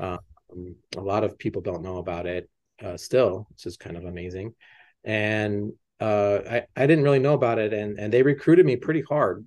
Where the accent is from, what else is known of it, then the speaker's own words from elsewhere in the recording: Las Cruces, New Mexico, United States; moved away as an adult; also born or lived in Boston; growing up in Las Cruces